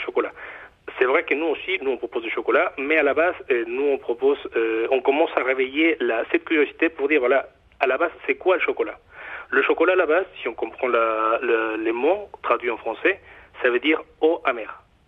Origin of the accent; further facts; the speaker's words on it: Mexico; accent: Mexican; French is a second language; now in Nantes, France; mon accent, euh, moi je suis mexicain d'origine